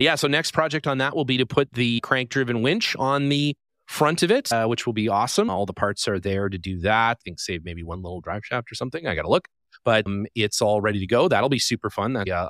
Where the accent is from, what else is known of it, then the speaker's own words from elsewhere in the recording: Calgary, Alberta, Canada; as many people know, I'm from Calgary, Canmore, Alberta.